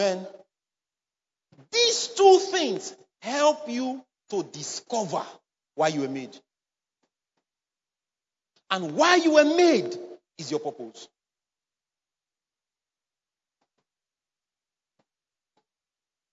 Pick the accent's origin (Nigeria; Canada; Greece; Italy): Nigeria; Edo; accent: Benin; I'm from Edo State. I was born, bred there. So no matter the English I know and I speak, sometimes my Benin tongue used to come out.